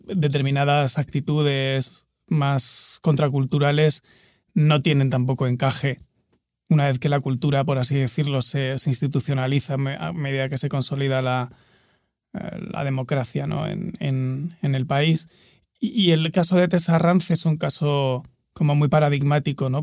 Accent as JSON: {"language": "Spanish", "town": "Murcia", "region": "Region of Murcia", "country": "Spain", "tie": "born or raised there", "said": "yo crecí en, en Murcia, que es una ciudad mediana en el sudeste de España"}